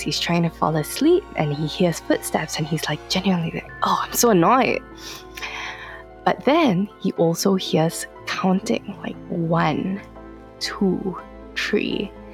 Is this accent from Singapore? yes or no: yes; Singapore; I'm from Singapore, and funny story, I was born in Yishun, which is somewhat considered the dodgiest part of Singapore